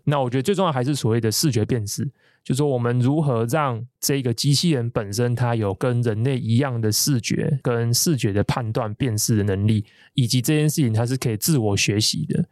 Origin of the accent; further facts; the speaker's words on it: Taiwan; 生活一个台湾人